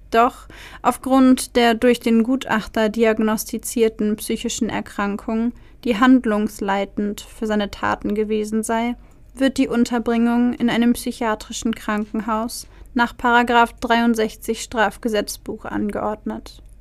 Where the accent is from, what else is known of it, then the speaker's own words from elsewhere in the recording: Nuremberg, Bavaria, Germany; Ich stamme aus Nürnberg